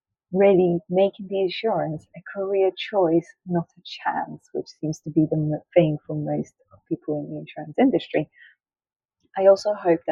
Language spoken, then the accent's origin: English; Poland; accent: Polish; English is a second language; now in London, United Kingdom; I am Polish, which may give you sometimes give away my accent and I may sort of create words or mispronounce words.